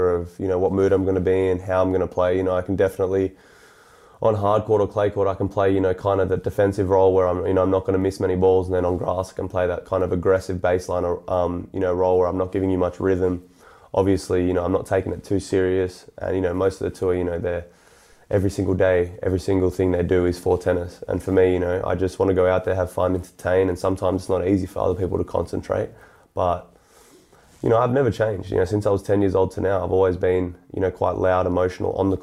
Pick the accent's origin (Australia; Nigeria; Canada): Australia; growing up in Australia